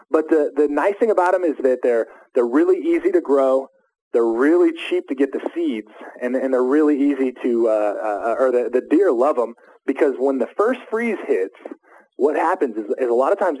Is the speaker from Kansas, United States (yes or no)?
yes; Junction City, Kansas, United States; born or raised there